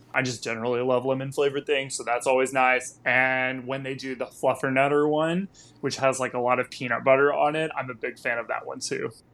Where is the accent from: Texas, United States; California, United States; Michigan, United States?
Texas, United States; moved away as an adult; also born or lived in Washington, D.C.; now in Los Angeles, United States; I live in L A now, but I grew up in Texas